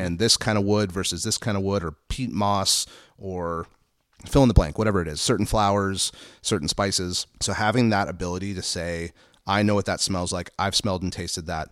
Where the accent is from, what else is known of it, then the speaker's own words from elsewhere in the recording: Santa Barbara, California, United States; also born or lived in Los Angeles; I grew up in, we moved to Santa Barbara in nineteen eighty-seven. I was four